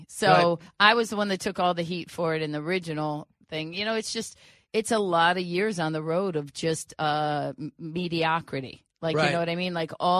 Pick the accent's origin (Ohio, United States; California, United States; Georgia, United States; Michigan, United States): Ohio, United States; Cleveland; moved away; also born or lived in Los Angeles; I'm from Cleveland